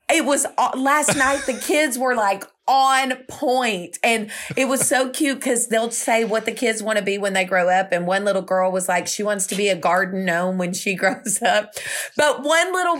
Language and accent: English; Houston, Texas, United States; we're Houstonians